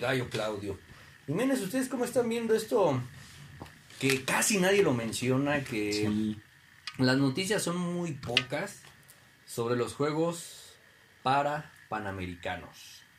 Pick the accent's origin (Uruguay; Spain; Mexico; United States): Mexico; sentirte orgulloso como mexicano